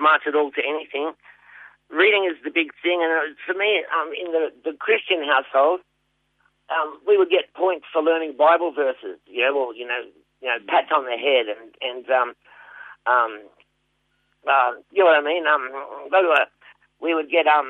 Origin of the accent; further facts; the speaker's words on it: Sydney, New South Wales, Australia; moved away as an adult; also born or lived in Geelong; now in Melbourne, Australia; Primary school was in Wayland Primary School in the western suburbs of Sydney